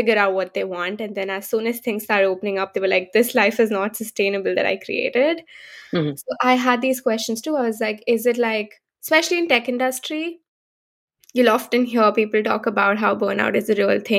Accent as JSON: {"language": "English", "country": "India", "tie": "born or raised there", "moved": "as an adult", "lives_now": "San Francisco, United States", "said": "I come from India, born and brought up in India, and moved to the US only 3 years ago"}